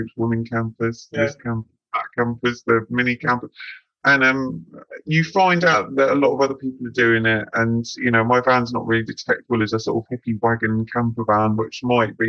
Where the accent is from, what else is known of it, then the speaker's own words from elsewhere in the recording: Devon and Cornwall, South West England, United Kingdom; Growing up around Devon and Cornwall, like that whole magical King Arthur kind of stuff